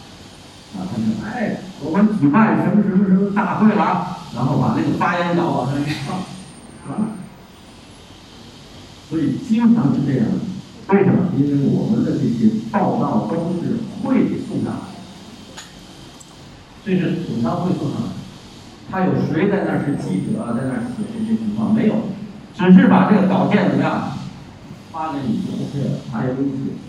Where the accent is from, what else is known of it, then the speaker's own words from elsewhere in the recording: China; 我也是华人的后代，我是中国人的后代，对不对？